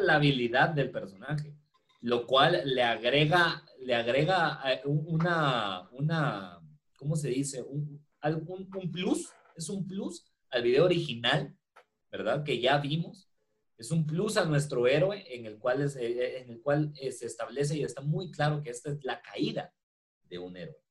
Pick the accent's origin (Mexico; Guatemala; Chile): Guatemala